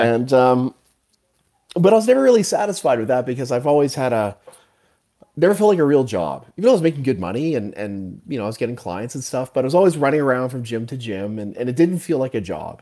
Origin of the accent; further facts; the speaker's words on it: Canada; also born or lived in Calgary; I'm from Canada. I'm up in Calgary